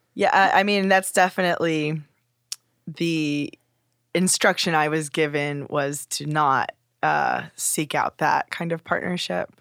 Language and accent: English; Simi Valley, California, United States; also born or lived in Los Angeles; I was born in Los Angeles and then moved to the suburb of Simi Valley